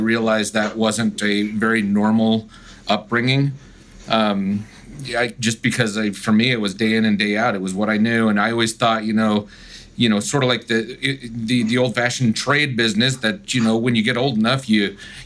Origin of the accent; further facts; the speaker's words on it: California, United States; moved away as an adult; growing up in California